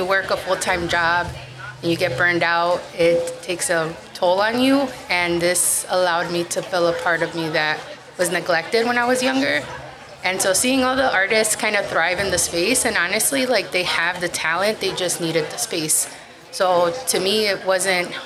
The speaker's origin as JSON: {"language": "English", "town": "Chicago", "region": "Illinois", "country": "United States", "tie": "born or raised there", "said": "I'm from Little Village, and I grew up in Pilsen with my parents, too."}